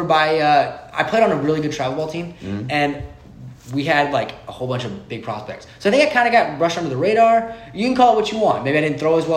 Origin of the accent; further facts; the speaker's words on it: Bradenton, Florida, United States; now in Lake Wales, United States; I'm from Bradenton, Florida. Went to Lakewood Ranch High School, played there for 3 years